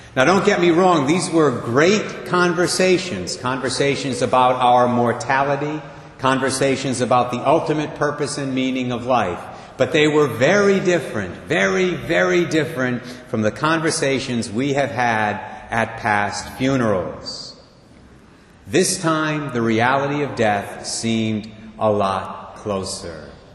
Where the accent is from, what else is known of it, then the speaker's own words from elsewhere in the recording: Barrington, Rhode Island, United States; also born or lived in Providence; Our moms knew one another back in 1957. They were both living in Barrington at the time